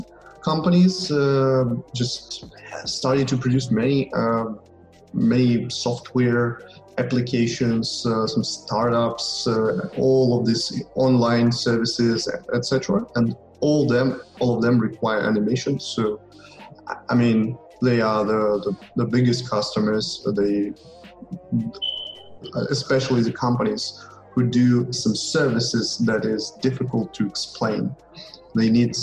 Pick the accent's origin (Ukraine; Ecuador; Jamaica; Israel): Ukraine; I'm from Ukraine. I'm Ukrainian